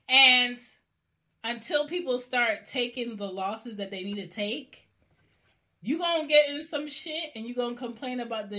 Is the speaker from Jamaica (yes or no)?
yes; Jamaica; Ask me as a Jamaican woman what is tradition in my family.